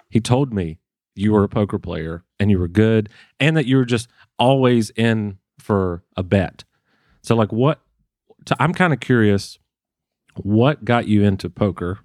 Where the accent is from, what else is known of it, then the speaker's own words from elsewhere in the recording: Waycross, Georgia, United States; moved away; I grew up in Waycross, Georgia